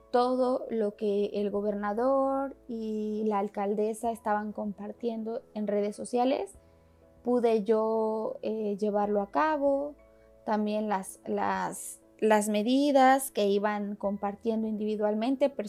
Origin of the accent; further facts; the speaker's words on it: Mexico City, Mexico; Yo como chilanga estoy acostumbrada a que en la Ciudad de México pues he vivido diferentes temblores